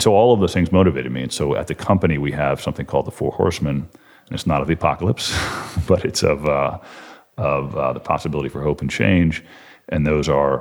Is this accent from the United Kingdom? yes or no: no; College Park, Maryland, United States; also born or lived in Washington, D.C. / Maine; I grew up in Washington, D.C. and in College Park, Maryland